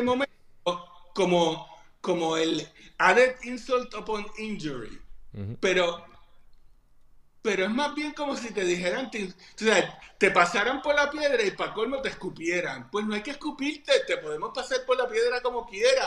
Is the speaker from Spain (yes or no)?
no; Puerto Rico; no somos Estado